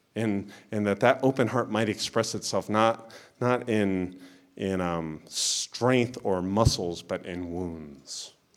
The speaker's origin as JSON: {"language": "English", "region": "Florida", "country": "United States", "tie": "born or raised there", "said": "where I grew up in Florida"}